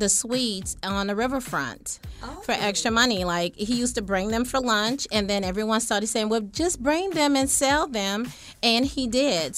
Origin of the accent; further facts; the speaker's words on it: New Orleans, Louisiana, United States; I am from New Orleans